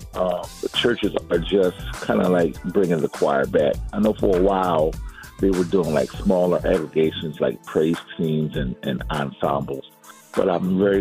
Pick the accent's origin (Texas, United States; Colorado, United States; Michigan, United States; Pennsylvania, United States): Pennsylvania, United States; Philadelphia; I am from Philadelphia, PA